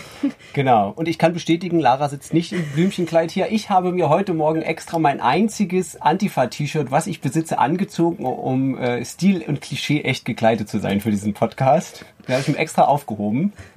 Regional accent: Rügen, Mecklenburg-Vorpommern, Germany; Ich bin auf Rügen aufgewachsen

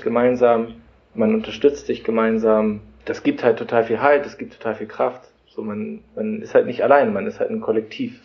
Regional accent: Germany; moved away; wir kommen halt irgendwie aus Deutschland

